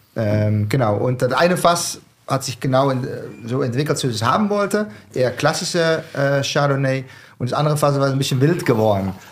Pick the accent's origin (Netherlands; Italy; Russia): Netherlands; southern Netherlands; German is a second language; moved away as an adult; now in Mainz, Germany; Ich komme aus dem Süden. Ich sage, das ist Bayern, die Niederlande, Nähe von die belgischen